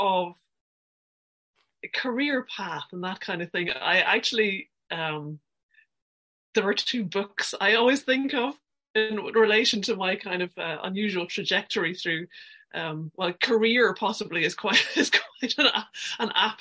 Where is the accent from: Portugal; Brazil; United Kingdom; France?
United Kingdom; Aberdeen, Scotland; moved away as an adult; also born or lived in between Glasgow and Stirling, Scotland; now in Ireland; I'm originally from Aberdeen on the east coast of Scotland. My high school years were not far from Glasgow, kind of between Glasgow and Stirling